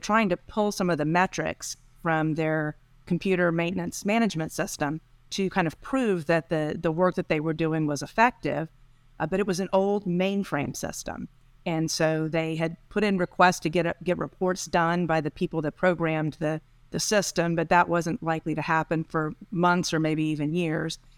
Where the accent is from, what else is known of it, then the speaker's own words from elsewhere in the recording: Texas, United States; moved away as an adult; eventually I ended up back in, in Texas, my home state.